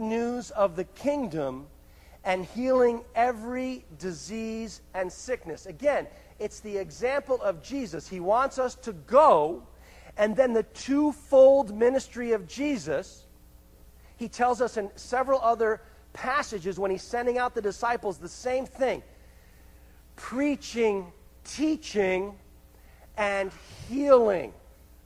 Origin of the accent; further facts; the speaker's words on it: Greenwich, Connecticut, United States; I grew up in Connecticut, actually in a place called Greenwich, Connecticut